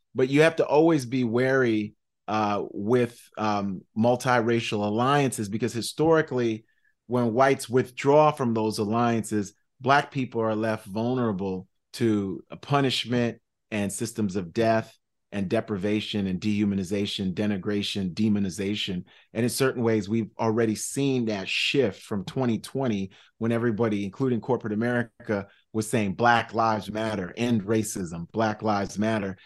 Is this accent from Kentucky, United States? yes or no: no; New York City, New York, United States; also born or lived in Manhattan / Brooklyn; I'm from South Side, Jamaica, Queens, you know, born in Manhattan, toddlered in Brooklyn and raised in Queens. So I'm New York City just through and through.